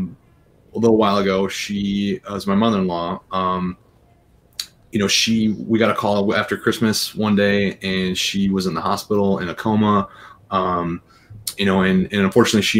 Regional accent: Bannister, Michigan, United States; I'm from Bannister, Bannister, Michigan. So, like, about 100 people. North. I went to Overdelsey High School

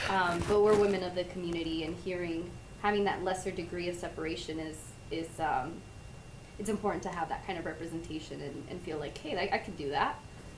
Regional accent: San Bernardino, California, United States; I grew up here in San Bernardino.

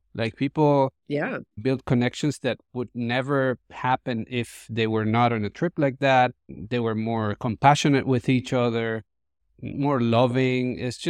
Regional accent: Colombia; I grew up in Colombia in the 80s and the 90s, and that was full of violence, the war on drugs

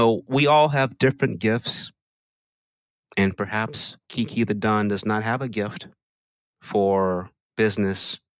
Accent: Texas, United States; I am from Texas.

